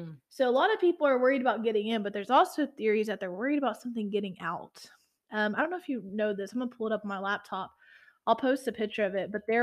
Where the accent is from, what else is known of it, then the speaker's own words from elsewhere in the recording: Matagorda, Texas, United States; I grew up in a town that had basically a fishing village, Matagorda, which I'm from Matagorda County